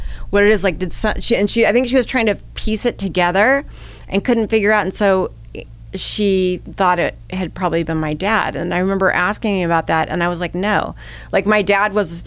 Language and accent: English; Bay Area, California, United States; also born or lived in Midwest, United States; we had come from a very, very, you know, volatile situation in the Midwest, my mother and I, and come out to the Bay Area